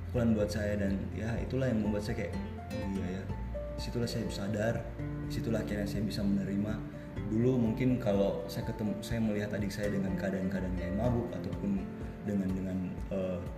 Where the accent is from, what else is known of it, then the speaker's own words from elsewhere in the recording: Kalimantan, Indonesia; moved away; semenjak saya datang dari Kalimantan waktu itu sekitar tahun 2015